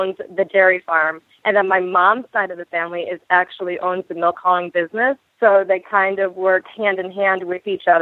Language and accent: English; Berrysburg, New York, United States; also born or lived in Rochester, New York; So I was born and raised in New York. I actually grew up on a large dairy farm.